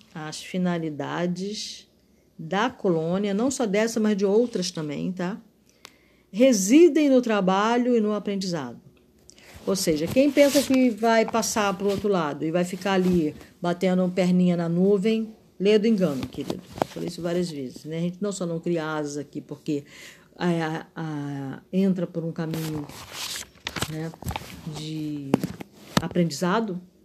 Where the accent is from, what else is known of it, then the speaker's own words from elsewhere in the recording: Rio de Janeiro, Brazil; sou carioca